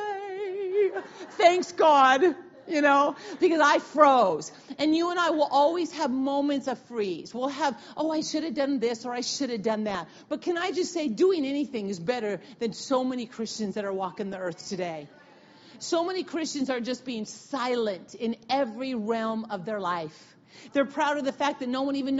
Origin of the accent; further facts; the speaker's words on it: Wenatchee, Washington, United States; I'm from Wenatchee